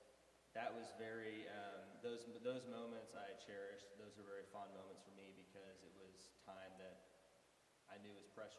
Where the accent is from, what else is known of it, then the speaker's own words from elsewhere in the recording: Corpus Christi, Texas, United States; So I grew up in Corpus Christi, Texas